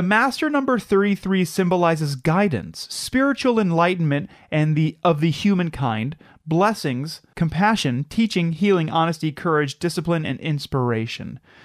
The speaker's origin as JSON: {"language": "English", "region": "Midwest", "country": "United States", "said": "we're from the Midwest"}